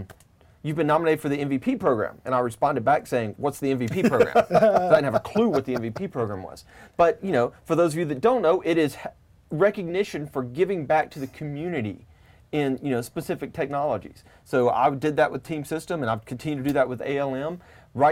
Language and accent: English; Tupelo, Mississippi, United States; I'm from Tupelo, Mississippi.